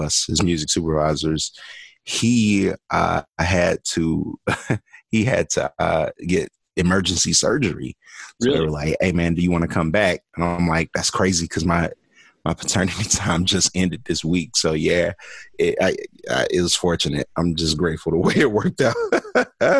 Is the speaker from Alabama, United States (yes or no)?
yes; Birmingham, Alabama, United States; I am originally from Birmingham, Alabama, born and raised. I grew up there